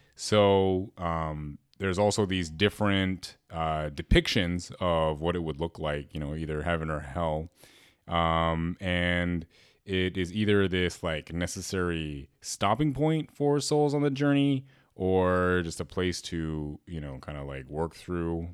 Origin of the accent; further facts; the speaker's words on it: Berkeley, California, United States; growing up in Berkeley, like, we're very aware of, like, other cultures